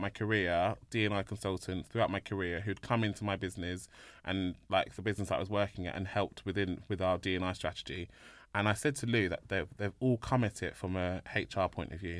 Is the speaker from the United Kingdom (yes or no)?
yes; London, United Kingdom; born in London